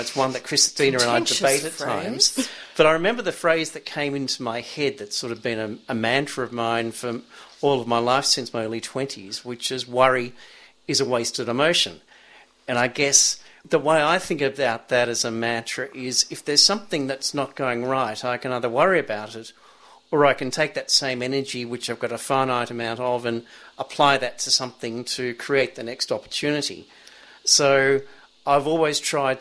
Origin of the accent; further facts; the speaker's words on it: Melbourne, Victoria, Australia; now in Sydney, Australia; I grew up in Melbourne near a beach and was in nippers as a kid even in Melbourne